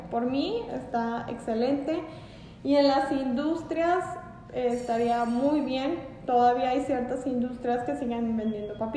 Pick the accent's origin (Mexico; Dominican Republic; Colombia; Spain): Mexico; Es que nosotros como mexicanos eh, tenemos muy malos hábitos en cuanto a la alimentación.